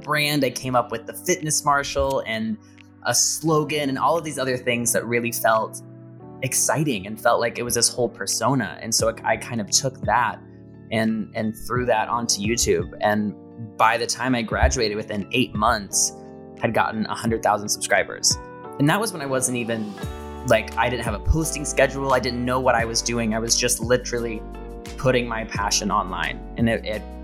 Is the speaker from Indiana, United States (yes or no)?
yes; Indiana, United States; now in Los Angeles, United States; I talk about growing up in the small town and how hard that was with everybody being so conservative